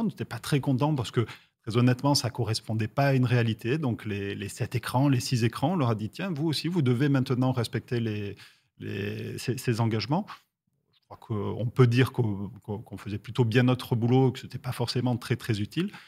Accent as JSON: {"language": "French", "town": "Toulouse", "region": "Occitania", "country": "France", "said": "je suis toulousain"}